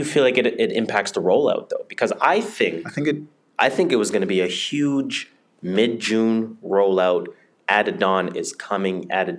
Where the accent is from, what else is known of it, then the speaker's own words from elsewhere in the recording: Jamaica; I am Jamaican, you are Nigerian, right?